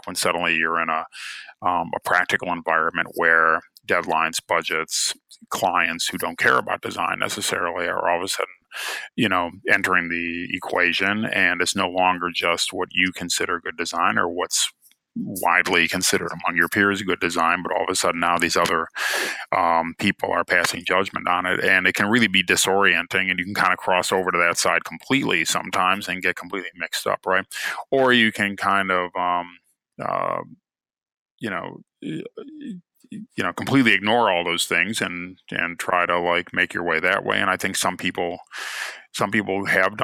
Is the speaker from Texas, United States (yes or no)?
no; Cleveland, Ohio, United States; born or raised there